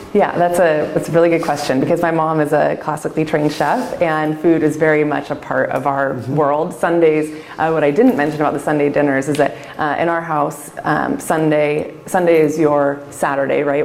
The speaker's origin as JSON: {"language": "English", "town": "Lake Oswego", "region": "Oregon", "country": "United States", "tie": "born or raised there", "said": "as far away as I could get from Lake Oswego, which was my hometown, and still be within Oregon"}